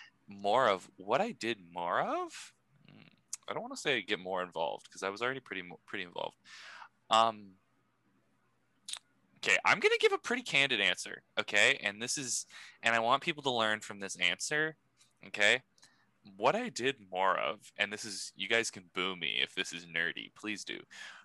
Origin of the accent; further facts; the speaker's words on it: France; Oh, I know, but these are fancy words. We're from France, so this is a highbrow podcast.